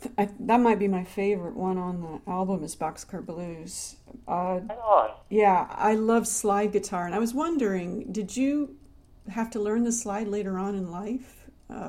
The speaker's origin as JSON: {"language": "English", "town": "Detroit", "region": "Michigan", "country": "United States", "moved": "yes", "lives_now": "Florida, United States", "said": "I'm actually from Detroit originally."}